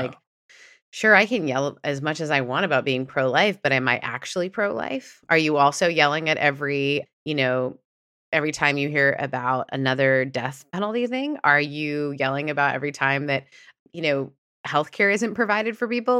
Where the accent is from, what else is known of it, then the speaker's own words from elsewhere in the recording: Canada; moved away; also born or lived in Southern United States; I grew up in a more progressive country, and then I moved from Canada to the South